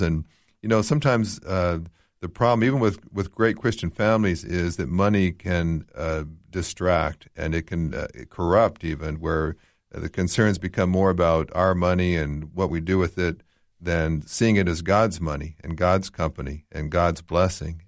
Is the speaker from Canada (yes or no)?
yes; Canada; moved away; I grew up in Canada, which very, very secular, much like here in Australia